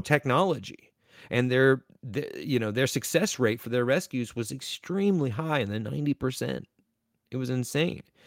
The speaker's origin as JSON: {"language": "English", "region": "Eastern North Carolina", "country": "United States", "said": "I am from Eastern North Carolina"}